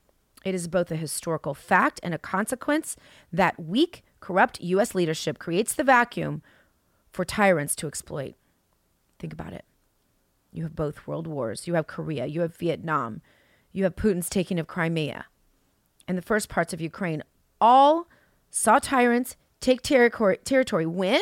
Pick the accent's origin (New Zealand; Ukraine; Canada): New Zealand; moved away; And I've left my home country of New Zealand to do all of this.